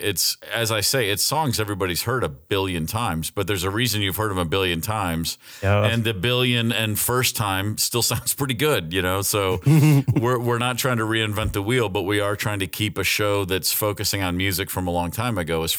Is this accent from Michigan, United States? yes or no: yes; Muskegon, Michigan, United States; born there; No, I was born in Muskegon, Michigan. My parents are both Detroit natives. And so it's very much a Detroit family